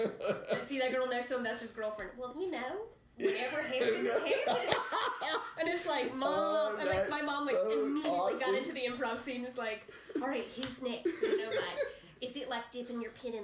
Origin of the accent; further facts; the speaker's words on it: right outside of Atlanta, Georgia, United States; I grew up right outside of Atlanta